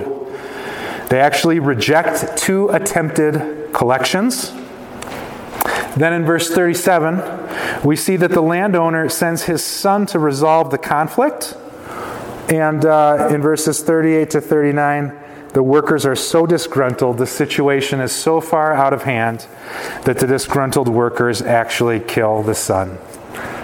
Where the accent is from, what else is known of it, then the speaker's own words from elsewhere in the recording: Chicago suburbs, Illinois, United States; I grew up in the Chicago suburbs